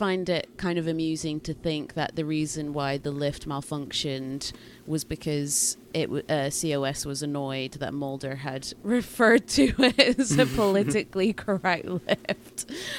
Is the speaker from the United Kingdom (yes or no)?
yes; United Kingdom; accent: Scottish-English; Google Assistant and other voice things like that used to really struggle with my accent, and, you know, I've just got weird Scottish-English accent thing going on.